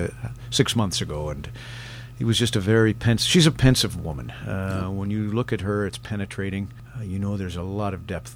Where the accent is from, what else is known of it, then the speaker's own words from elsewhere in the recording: Alberta, Canada; Alberta boy